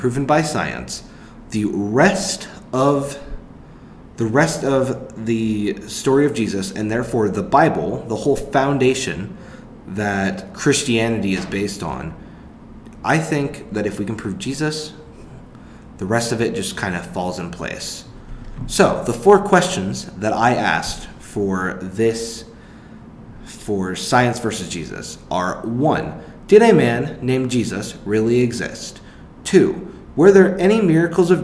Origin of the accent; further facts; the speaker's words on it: Tulsa, Oklahoma, United States; now in Norman, United States; I'm from Tulsa